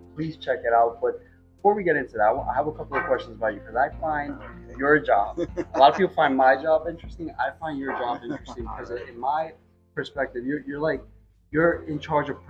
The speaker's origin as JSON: {"language": "English", "town": "New York City", "region": "New York", "country": "United States", "said": "I'm from Queens, New York"}